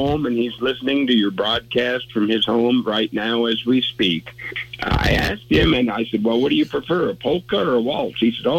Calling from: Fairbury, Nebraska, United States; I am calling from Fairbury, Nebraska

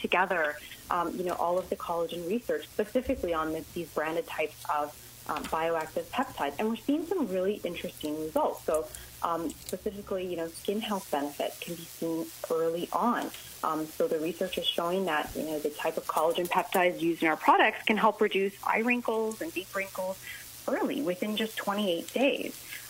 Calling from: Toronto, Ontario, Canada; I'm actually in Toronto, Ontario.

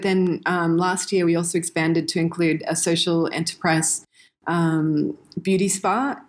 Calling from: Siem Reap, Cambodia; also born or lived in Indonesia; I'm calling in from Cambodia. Sunny Siem Reap. It's a gorgeous day here. So I've been living in Cambodia for 5 years now.

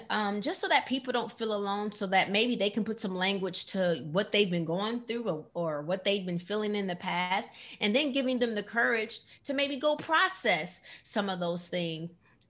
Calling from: Atlanta, Georgia, United States; I'm calling in from Atlanta, Georgia.

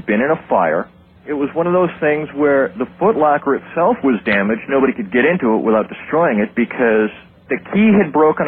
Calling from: Gulfport, Florida, United States; also born or lived in Chicago; I'm from Gulfport, Florida.

